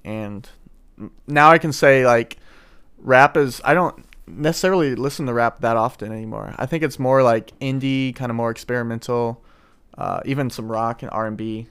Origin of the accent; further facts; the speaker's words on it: St. Louis, Missouri, United States; I'm from Saint Louis.